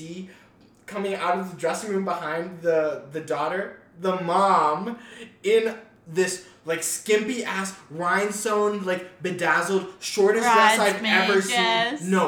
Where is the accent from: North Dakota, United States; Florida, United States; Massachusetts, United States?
North Dakota, United States; Yeah, I'm from North Dakota.